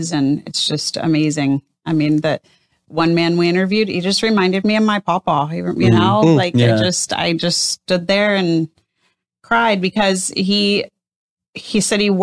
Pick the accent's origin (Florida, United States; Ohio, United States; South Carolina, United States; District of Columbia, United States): Florida, United States; Miami; moved away as an adult; I grew up in Miami.